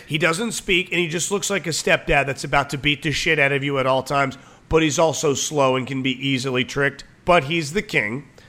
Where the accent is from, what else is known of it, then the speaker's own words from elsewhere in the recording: Waldorf, Maryland, United States; growing up in Waldorf